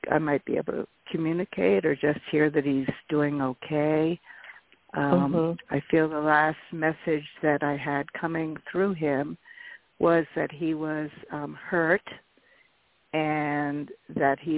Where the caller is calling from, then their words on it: Erie, Pennsylvania, United States; Pennsylvania, and um